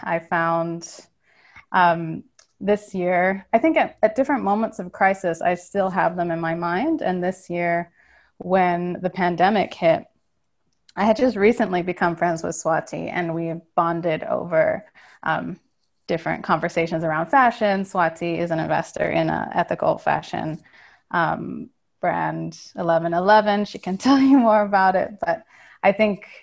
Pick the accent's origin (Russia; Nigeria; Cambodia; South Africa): Cambodia; I'm half Cambodian, half American, and I grew up in Cambodia.